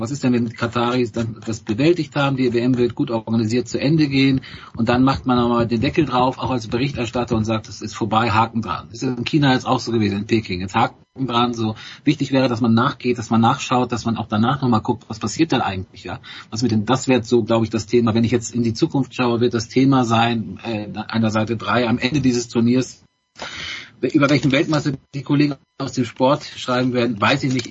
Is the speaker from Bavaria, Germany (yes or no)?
no; Bremen, Germany; ich als Bremer